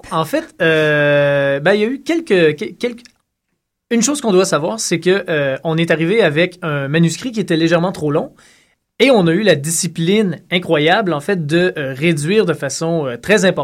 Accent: Saint-Tite, Quebec, Canada; je viens de Saint-Tite.

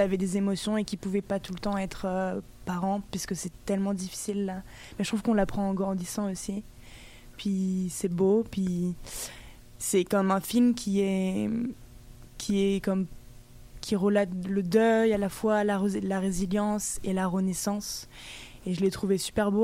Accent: Brittany, France; je viens de Bretagne

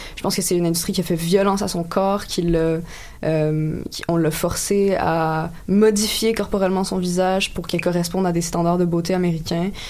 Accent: Quebec, Canada; je suis québécoise si je n'ai pas des ancêtres québécois

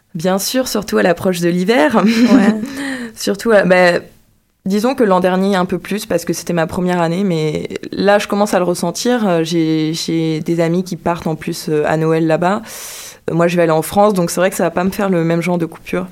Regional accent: Guadeloupe; moved away as an adult; also born or lived in Martinique / Trois-Rivières / Saint-François; je suis née en Martinique et j'ai grandi en Guadeloupe.

